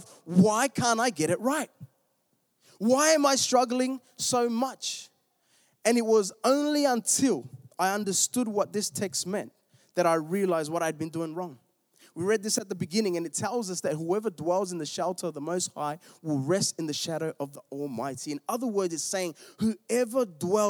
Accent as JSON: {"language": "English", "town": "Melbourne", "region": "Victoria", "country": "Australia", "said": "I'm from Melbourne. We were in the southeast"}